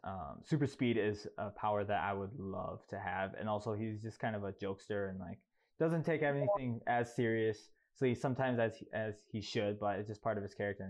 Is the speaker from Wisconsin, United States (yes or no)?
yes; Wisconsin, United States; moved away as an adult; now in Atlanta, United States; I currently live in Atlanta, but I'm born and raised in Wisconsin.